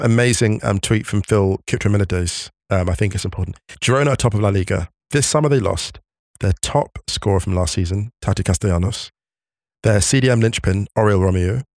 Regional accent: West Drayton, London, United Kingdom; my hometown of West Drayton, my humble origins, in West Drayton, born and raised

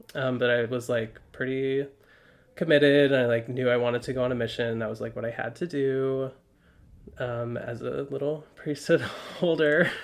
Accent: Highland, Utah, United States; moved away as an adult; now in Brooklyn, United States; from Utah. I grew up in Highland, so Utah County proper

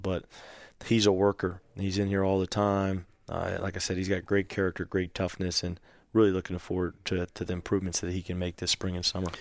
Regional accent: Virginia, United States; now in Georgia, United States; I grew up in Virginia, so I kind of always followed the A C C

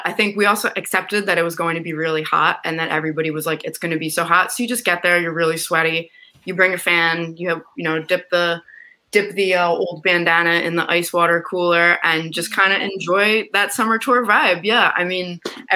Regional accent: Philadelphia, Pennsylvania, United States; I'm from Philly

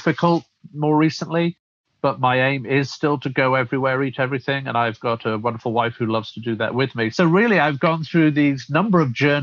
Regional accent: Rotherham, Yorkshire and the Humber, United Kingdom; moved away as an adult; also born or lived in London; now in United States; originally, as you can probably tell from my accent, I'm from the UK, originally brought up in the north of England in Sheffield, in fact, a town called Rotherham, outside of Sheffield

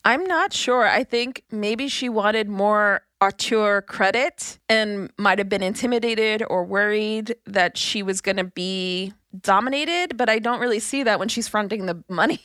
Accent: New York City, New York, United States; I'm from Brooklyn. I'm not from the Bronx.

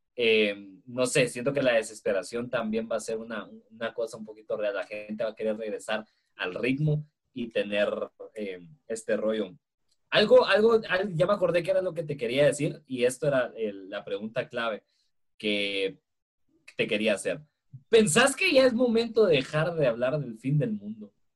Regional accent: Guatemala; acá en Guatemala

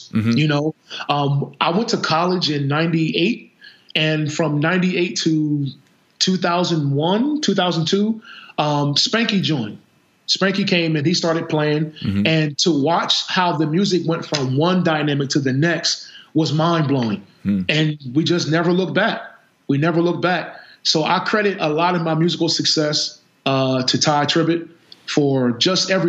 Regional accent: Camden, New Jersey, United States; also born or lived in Philadelphia area; we're from Camden, New Jersey, so we didn't have a whole lot of money

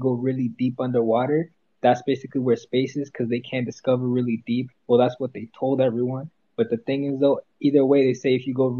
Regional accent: Fort Lauderdale, Florida, United States; now in Canada; I'm a Florida boy

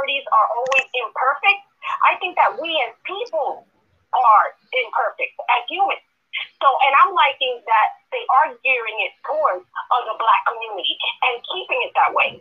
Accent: New York City, New York, United States; I grew up in New York City

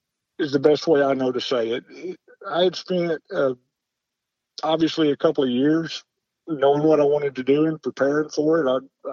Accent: North Georgia, United States; I grew up in North Georgia.

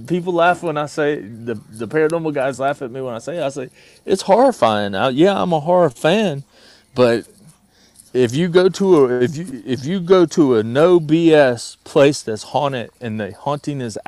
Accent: North Carolina, United States; we're both from North Carolina

